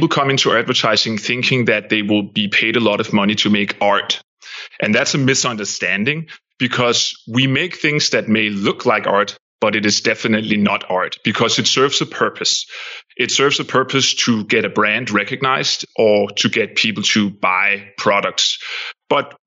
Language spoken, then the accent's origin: English; Denmark; moved away as an adult; also born or lived in Copenhagen; now in United States; I'm from Denmark